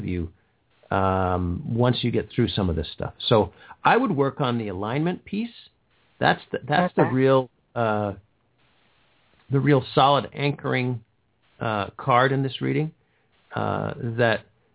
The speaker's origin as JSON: {"language": "English", "town": "Schenectady", "region": "New York", "country": "United States", "tie": "born or raised there", "moved": "yes", "said": "I'm a native of upstate New York"}